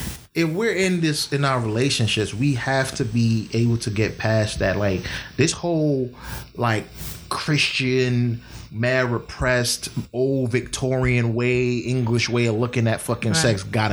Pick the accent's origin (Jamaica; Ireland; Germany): Jamaica; as a Jamaican, you know, young man growing up